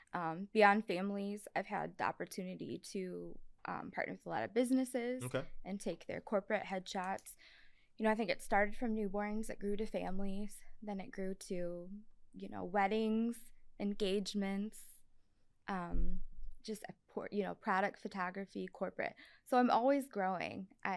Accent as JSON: {"language": "English", "town": "Sugar Grove", "country": "United States", "tie": "born or raised there"}